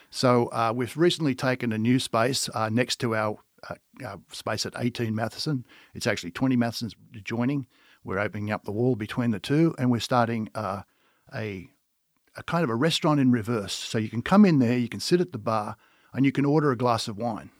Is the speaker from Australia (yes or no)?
yes; Australia; accent: Australian; moved away as an adult; now in United States; as you can tell by my accent, I am Australian, and I come from an Australian winemaking family